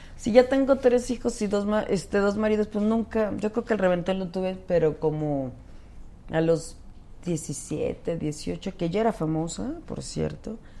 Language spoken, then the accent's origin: Spanish; Mexico